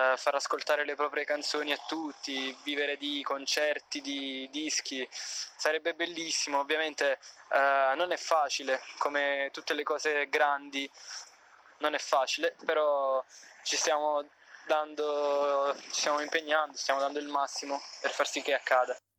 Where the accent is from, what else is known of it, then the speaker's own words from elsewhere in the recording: Avellino, Campania, Italy; sono originario di Avellino